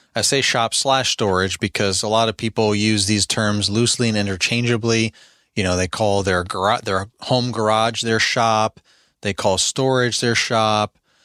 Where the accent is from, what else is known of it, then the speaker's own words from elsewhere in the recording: Albany, New York, United States; moved away as an adult; now in Midlothian, United States; I'm from Albany, New York